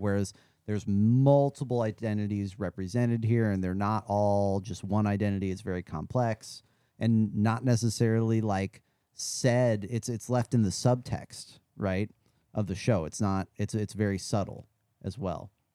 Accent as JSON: {"language": "English", "region": "Midwest", "country": "United States", "tie": "born or raised there", "said": "I grew up in the Midwest"}